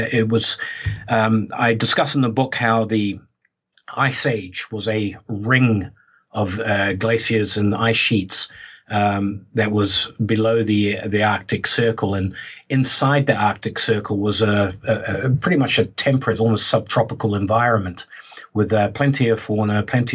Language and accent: English; New Zealand; I was brought up in New Zealand